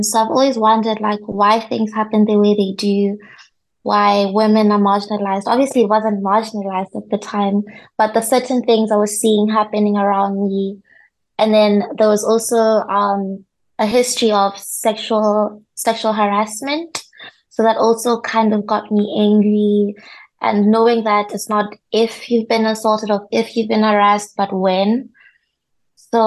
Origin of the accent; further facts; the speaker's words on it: Botswana; moved away as an adult; now in North Cyprus; I'm from Botswana